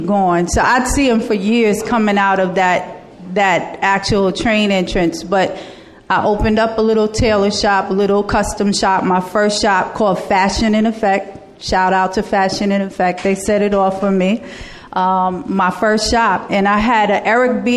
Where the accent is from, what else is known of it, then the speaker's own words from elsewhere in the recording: New York City, New York, United States; I'm from Clinton Hill